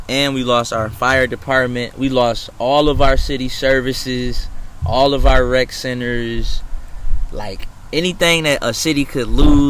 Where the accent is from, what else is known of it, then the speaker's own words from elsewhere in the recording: Pontiac, Michigan, United States; Growing up in Pontiac, for me, it started off, like, real good.